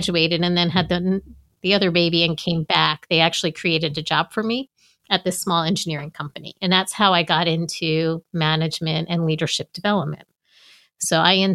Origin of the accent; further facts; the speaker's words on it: United States; moved away as an adult; now in Maryland, United States; I'm from New York, New Jersey